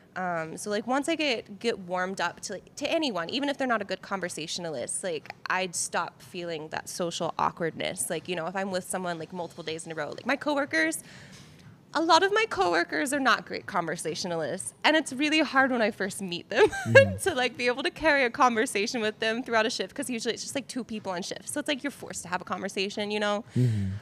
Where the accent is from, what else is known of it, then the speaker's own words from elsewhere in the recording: Carrollton, Georgia, United States; I'm actually from Carrollton, Georgia